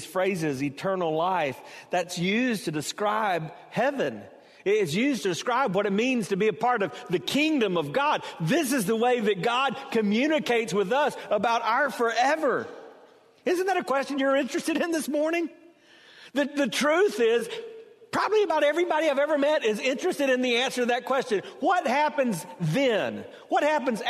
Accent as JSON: {"language": "English", "region": "South Carolina", "country": "United States", "tie": "born or raised there", "said": "growing up in South Carolina, we had kind of a southern twist on it."}